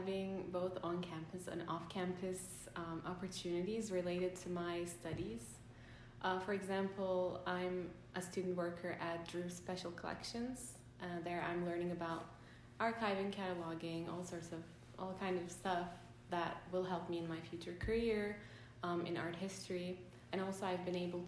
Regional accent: Turkey; moved away as an adult; now in United States; I'm an international student from Turkey

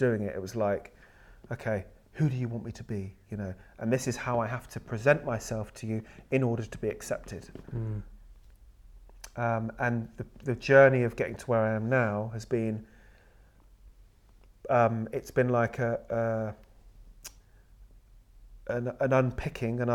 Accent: United Kingdom; so I'm brought up in with a British and sort of white family, and that's who I am. I'm British

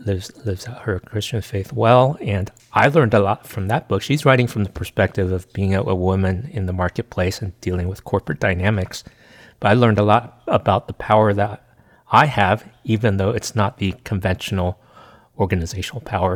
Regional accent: United States; I'm Chinese American

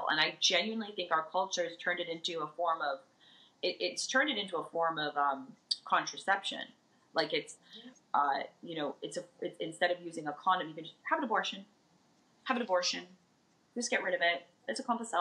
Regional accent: Las Vegas, Nevada, United States

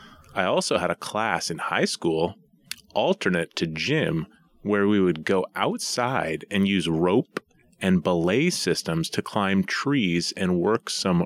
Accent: East Coast, United States; I never went myself, but growing up on the East Coast, I'd always heard about nature's classroom.

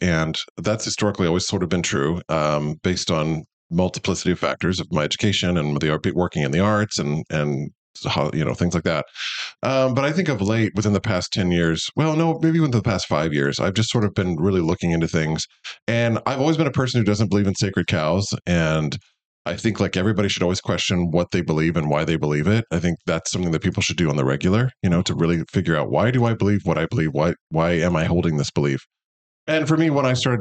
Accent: Kansas City, Missouri, United States; moved away as an adult; also born or lived in Iowa / Boston; I grew up here in Missouri. I grew up in South Kansas City.

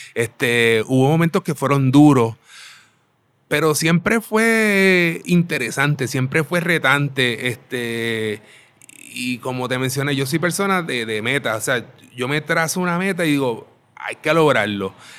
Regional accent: Aguadilla, Puerto Rico; moved away; also born or lived in Mayagüez; me crié en Aguadilla, toda mi niñez la desarrollé en Aguadilla

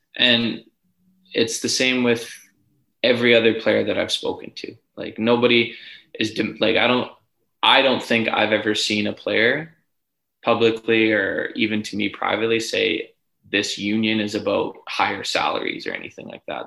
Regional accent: Edmonton, Alberta, Canada; born or raised there; moved away as an adult; now in Ottawa, Canada

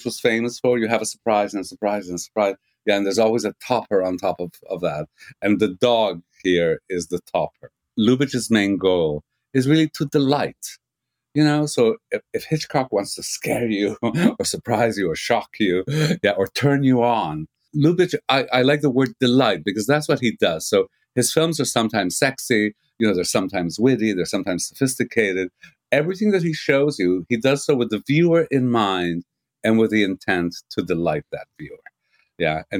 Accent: Canada; moved away as an adult; also born or lived in Montreal, Canada; now in England, United Kingdom; I'm a Canadian

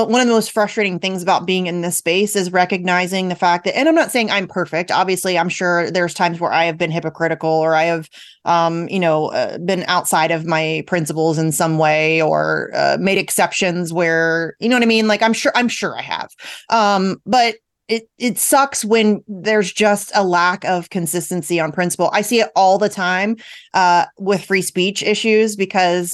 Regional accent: United States; as an American

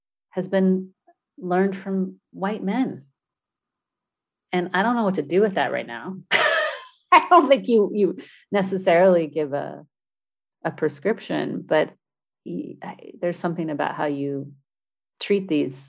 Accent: San Francisco Bay Area, California, United States; I'm from the San Francisco Bay Area

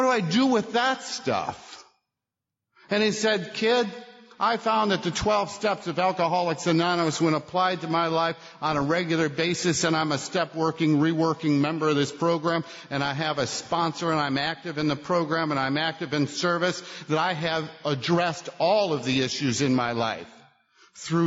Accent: Buffalo, New York, United States; I grew up in Buffalo

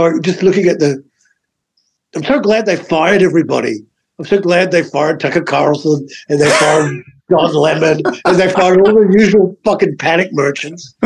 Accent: Adelaide, South Australia, Australia; moved away as an adult; now in United States; I was born in Australia, but, you know, like I've lived here my whole adult life

